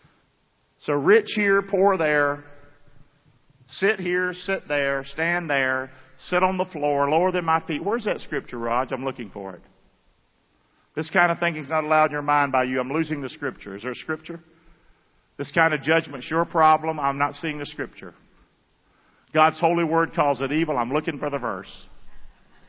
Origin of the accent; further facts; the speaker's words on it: Rockingham, North Carolina, United States; I grew up in Rockingham, North Carolina.